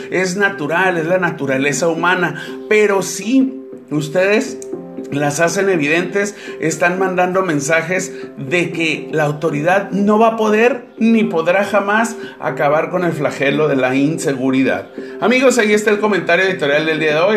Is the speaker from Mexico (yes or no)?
yes; Tijuana, Baja California, Mexico; Para todos aquellos que somos pobladores de Tijuana